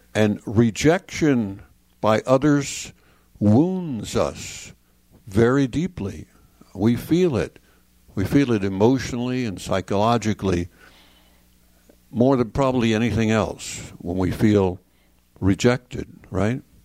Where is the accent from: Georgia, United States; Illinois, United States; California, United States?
Illinois, United States; Chicago; now in San Antonio, United States; I'm uh, now in San Antonio, Texas. I grew up in Chicago, Illinois.